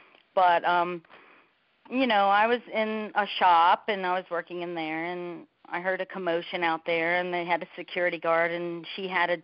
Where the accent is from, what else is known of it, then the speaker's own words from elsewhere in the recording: Miami, Florida, United States; now in Sedona, United States; I'm from Miami, you know, South Florida area